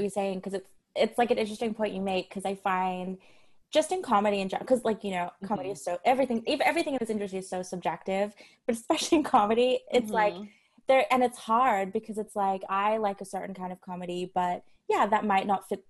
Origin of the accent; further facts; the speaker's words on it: Australia; now in Canada; I'm Australian.